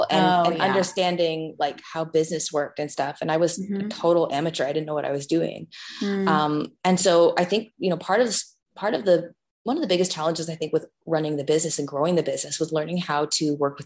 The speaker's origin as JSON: {"language": "English", "country": "Canada", "said": "a Canadian, like a teenage singer back in the day"}